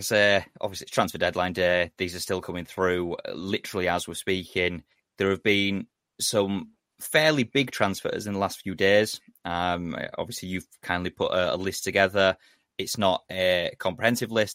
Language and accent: English; Yorkshire and the Humber, United Kingdom; I'm a Yorkshireman